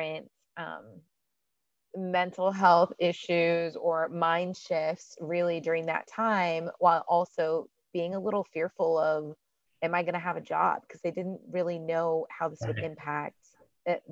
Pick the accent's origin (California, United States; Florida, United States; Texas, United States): Texas, United States; Houston; also born or lived in Washington, D.C.; now in Dallas, United States; I am originally from Houston, actually, but I spent a lot of my career in Washington, D.C.